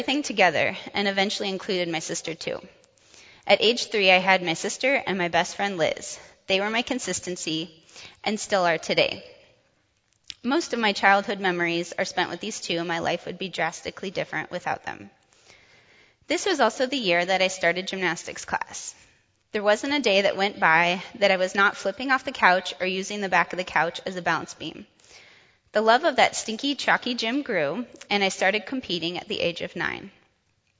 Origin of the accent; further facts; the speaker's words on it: Urbandale, Iowa, United States; also born or lived in Grand Island, Nebraska / Sioux Falls, South Dakota; when I turned three, we moved to the Des Moines area where we stayed the rest of my childhood.